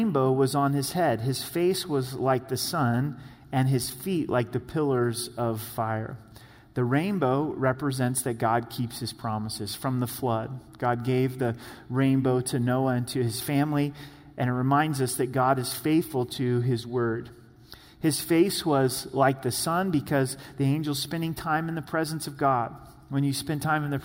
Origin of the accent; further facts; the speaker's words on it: the Northwest, Pacific Northwest, United States; I grew up in the Northwest.